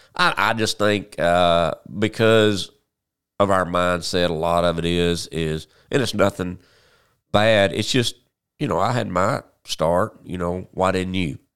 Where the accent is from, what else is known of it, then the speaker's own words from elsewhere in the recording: Paragould, Arkansas, United States; also born or lived in Memphis; I'm from Paragould, been here all my, well, almost all my life.